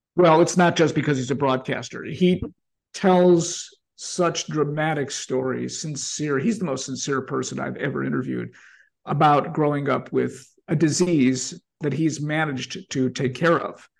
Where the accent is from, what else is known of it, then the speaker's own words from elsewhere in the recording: Chicago, Illinois, United States; growing up in Albany Park